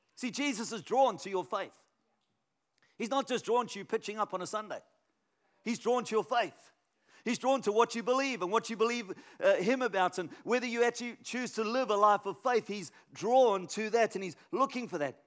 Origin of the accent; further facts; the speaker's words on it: Canberra, Australian Capital Territory, Australia; I'm from Canberra